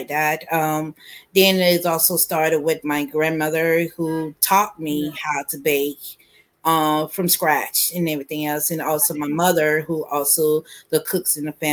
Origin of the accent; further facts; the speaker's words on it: Fitzgerald, Georgia, United States; now in Tallahassee, United States; I'm originally from Fitzgerald, Georgia. Live here in Tallahassee, Florida right now.